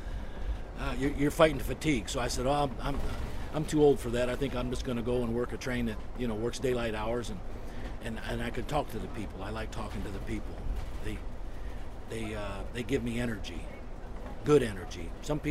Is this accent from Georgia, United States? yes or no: no; Toledo, Ohio, United States; now in Northwest Indiana, United States; I'm from Toledo, Ohio